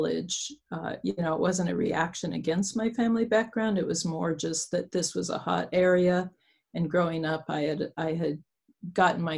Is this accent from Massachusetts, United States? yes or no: no; Nebraska, United States; I'm from Nebraska, which is farming community